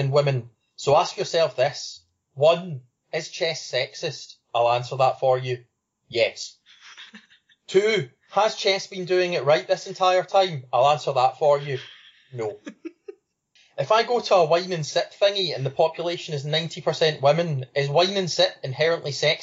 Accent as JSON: {"language": "English", "region": "Scotland", "country": "United Kingdom", "said": "I'm Scottish"}